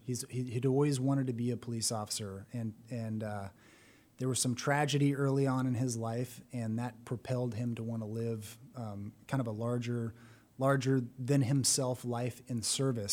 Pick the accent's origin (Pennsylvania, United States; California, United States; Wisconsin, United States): California, United States; San Bernardino; moved away as an adult; now in Texas, United States; I was born in San Bernardino, California